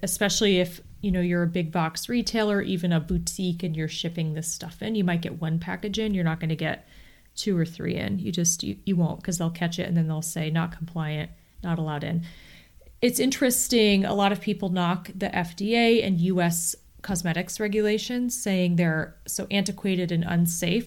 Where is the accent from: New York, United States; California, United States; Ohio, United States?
Ohio, United States; Akron; I'm also from Northeast Ohio